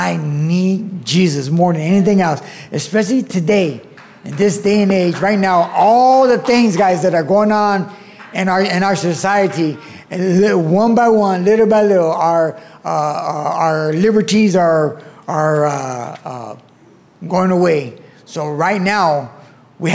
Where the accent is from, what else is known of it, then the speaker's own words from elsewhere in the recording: Florence-Firestone, California, United States; I grew up in Florence Firestone community